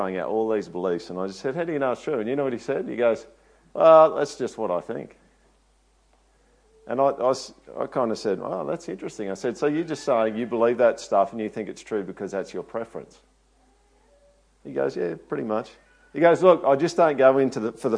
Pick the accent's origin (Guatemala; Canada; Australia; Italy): Australia; Toowoomba, Queensland; I'm not from here. I'm actually from Toowoomba.